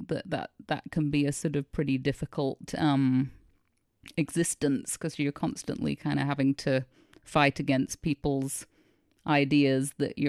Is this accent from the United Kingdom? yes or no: yes; United Kingdom; I'm allowed to say that because yes, I'm British.